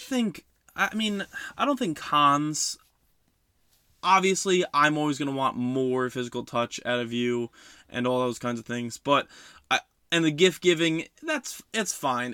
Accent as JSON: {"language": "English", "town": "West Milford", "region": "New Jersey", "country": "United States", "tie": "born or raised there", "said": "my hometown of West Milford"}